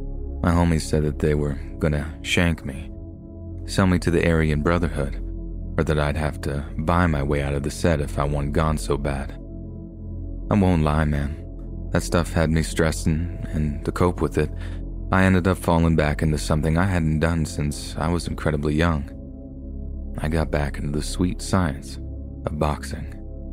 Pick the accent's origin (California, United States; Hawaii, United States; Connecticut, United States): California, United States; Los Angeles; I grew up on Vermont Avenue in South Central Los Angeles, which for those of you that don't know, is the territory of the 8 Trey Gangsta Crips.